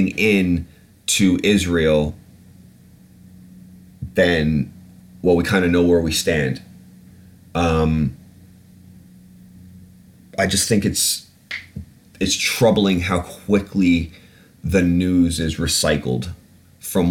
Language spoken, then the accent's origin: English; United Kingdom; I'm British.